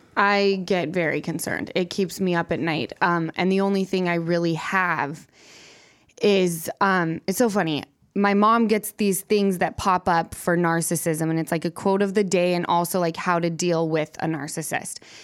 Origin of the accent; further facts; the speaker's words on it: Salt Lake City, Utah, United States; moved away as an adult; now in Los Angeles, United States; from Utah.